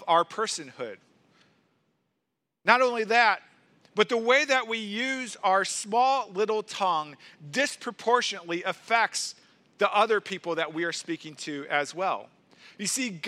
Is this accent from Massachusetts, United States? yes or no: no; St. Louis, Missouri, United States; I grew up in St. Louis, Missouri, in the suburbs of St. Louis